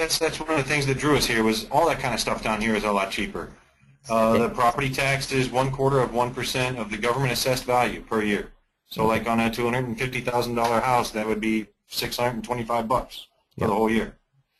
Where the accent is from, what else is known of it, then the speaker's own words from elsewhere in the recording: Missouri, United States; also born or lived in Orlando, Florida / Latin America; now in Costa Rica; I'm from Missouri originally. I did 10 years in the Army.